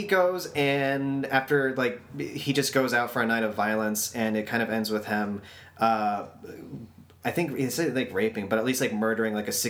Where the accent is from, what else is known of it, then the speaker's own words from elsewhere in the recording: Texas, United States; I'm from Texas, right?